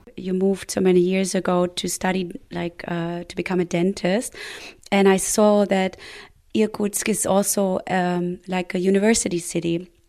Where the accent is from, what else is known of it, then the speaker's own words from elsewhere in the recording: Berlin, Germany; also born or lived in GDR; we left the GDR. We we went in '84 before the wall came down.